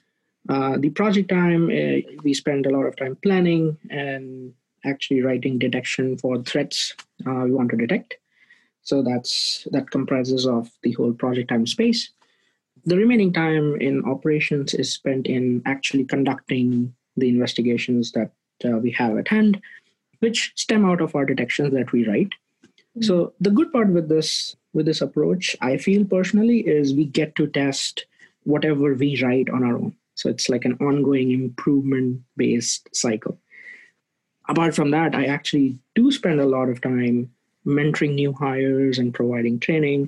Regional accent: India; moved away as an adult; now in San Francisco Bay Area, United States; I'm originally from India, but I've been here in the US for about 6+ years now

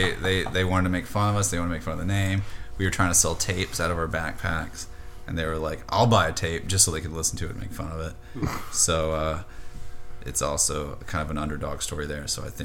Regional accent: the South, United States; Growing up in the South as a weird kid myself, like, means a lot to us to be able to participate in it.

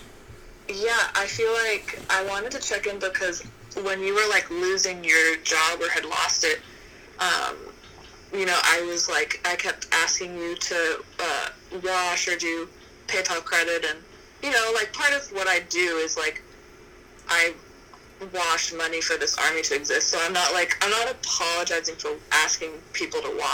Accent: Boston, Massachusetts, United States; moved away; I grew up in New England, like, in Boston

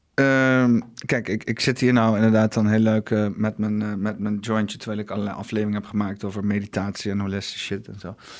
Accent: Netherlands; de klei waar ik geboren ben

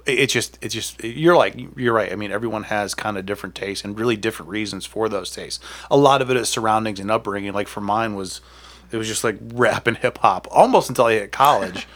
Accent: Akron, Ohio, United States; I'm from Akron

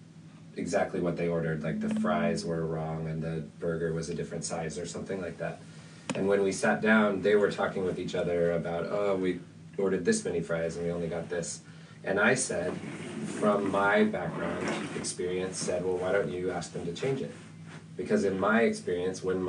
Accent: Spokane, Washington, United States; I grew up in Spokane, Washington, a small city surrounded by farming and wheat and apples and ranches

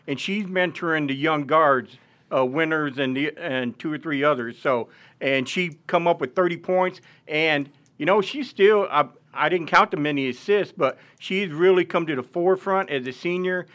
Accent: Caraway, Arkansas, United States; I'm from East Arkansas, uh, Caraway

